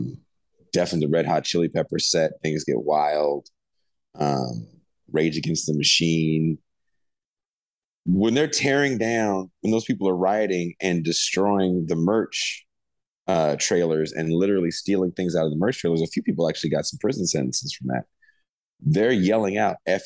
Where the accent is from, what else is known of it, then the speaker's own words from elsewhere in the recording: the Bay Area, California, United States; I'm from the Bay